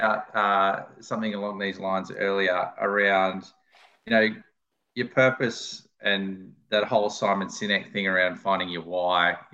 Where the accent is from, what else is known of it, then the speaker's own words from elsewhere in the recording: Lismore, New South Wales, Australia; I grew up in Lismore